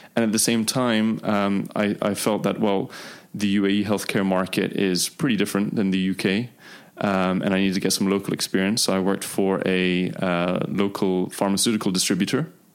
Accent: Dubai, United Arab Emirates; also born or lived in United Kingdom; I grew up here in Dubai

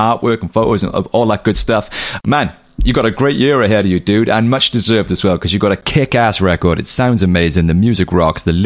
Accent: Cardiff, Wales, United Kingdom; Cardiff, that's my hometown.

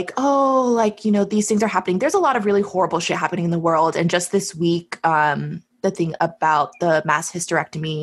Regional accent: United States; I have a unique perspective as an American

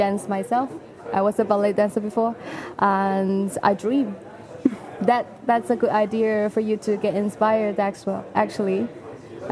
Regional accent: Shenzhen, Guangdong, China; I grew up in Shenzhen

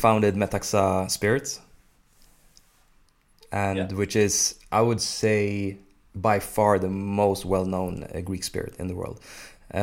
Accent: Sweden; I experienced a lot of racism growing up in Sweden

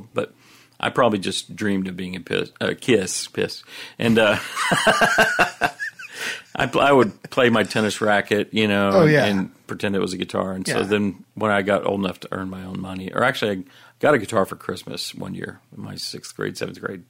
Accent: Everman, Texas, United States; also born or lived in Fort Worth, Texas; I was born in Fort Worth, but I went to school in Everman

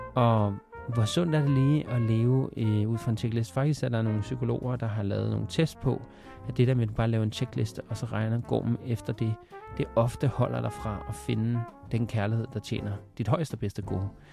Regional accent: Denmark; jeg er vokset op i Danmark

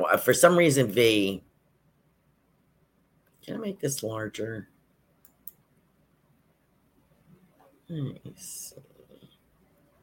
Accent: Yonkers, New York, United States; now in Sarasota, United States; I was born in Yonkers, which is outside of New York City

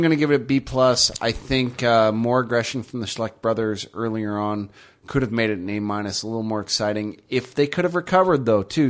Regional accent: United States; I'm from America

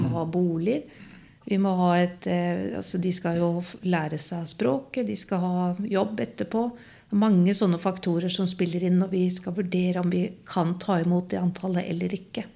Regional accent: Skien, Telemark, Norway; jeg vokste opp på Gråtamoen i Skien

